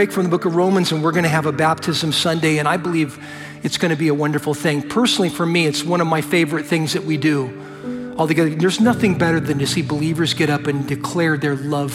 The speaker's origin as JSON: {"language": "English", "country": "United States", "said": "I'm an American"}